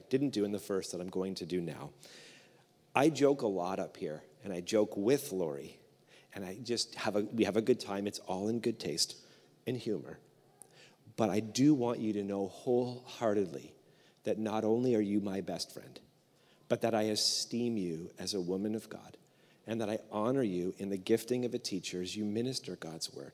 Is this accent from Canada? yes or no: yes; Canada; we're Canadian